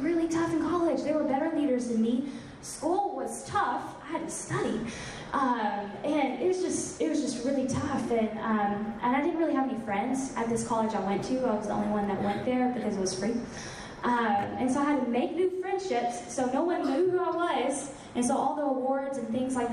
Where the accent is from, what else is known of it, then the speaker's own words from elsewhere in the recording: the South, United States; I'm from the South, I'm a Christian